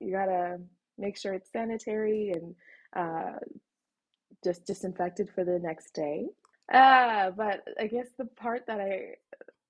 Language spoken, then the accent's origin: English; Canada; also born or lived in Egypt; I was born in Egypt, but my parents are Sudanese. So they met in Egypt, got married, had me. And when I was 3 years old, we immigrated to Canada. So I've lived here in Canada my whole life.